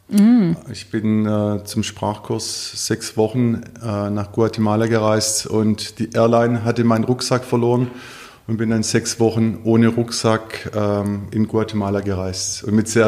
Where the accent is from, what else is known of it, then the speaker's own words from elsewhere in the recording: Stuttgart, Baden-Württemberg, Germany; In Anlehnung an meine Heimatstadt Stuttgart und an mein Geburtsjahr möchte ich mich für die frühen Porsche 911